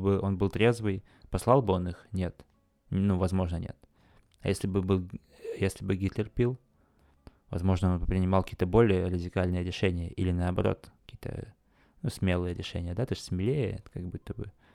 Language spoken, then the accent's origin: Russian; Khakassia, Russia; в Хакасии, там, на, у себя на родине